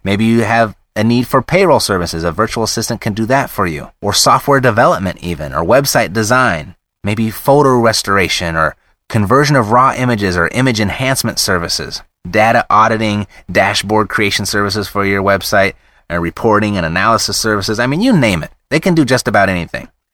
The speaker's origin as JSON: {"language": "English", "country": "United States", "said": "being an American"}